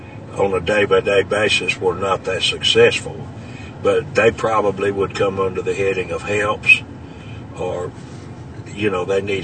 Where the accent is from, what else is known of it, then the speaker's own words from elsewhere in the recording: Stuttgart, Arkansas, United States; also born or lived in St. Charles, Arkansas / Beebe, Arkansas; I received the Holy Ghost May the 1st, 1961, in Stuttgart, Arkansas, at the age of 12